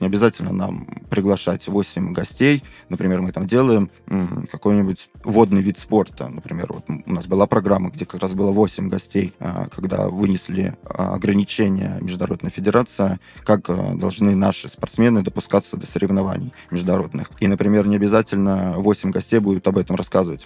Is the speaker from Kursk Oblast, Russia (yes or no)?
yes; Kursk, Kursk Oblast, Russia; moved away; в моем родном городе Курске